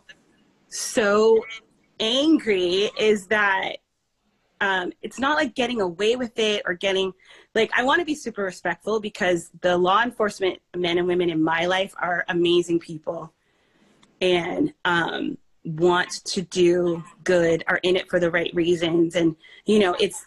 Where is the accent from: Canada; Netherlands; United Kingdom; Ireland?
Canada; also born or lived in Belize; now in United States; we grew up in Canada, spent our childhood there